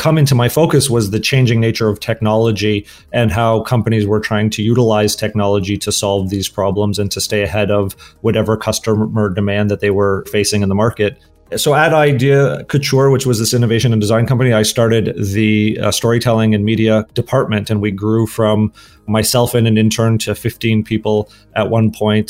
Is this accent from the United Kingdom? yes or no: no; Toronto, Ontario, Canada; moved away as an adult; also born or lived in Los Angeles, United States; I grew up in Toronto, Canada. I then moved to the US in my early 20s and then ended up in Los Angeles for graduate